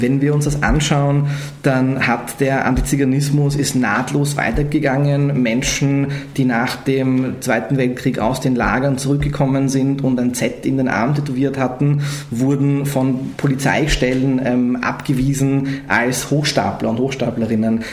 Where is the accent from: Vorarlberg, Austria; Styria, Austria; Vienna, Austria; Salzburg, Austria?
Vienna, Austria; ich bin in Österreich aufgewachsen, in Wien aufgewachsen